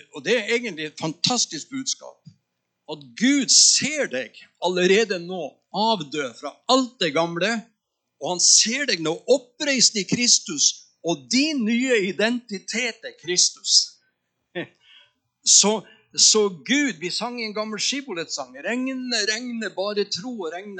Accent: Northern Norway, Norway; moved away; also born or lived in Tønsberg; Jeg er nordlending

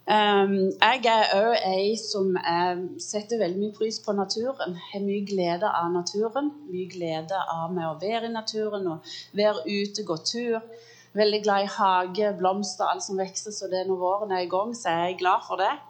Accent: United States; born there; jeg er født i USA så der er fornavnet. Jeg er født av norske foreldre, så der er etternavnet.

